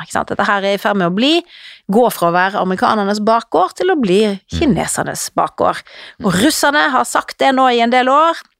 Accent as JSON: {"language": "Norwegian", "country": "Norway", "said": "vi her hjemme i Norge"}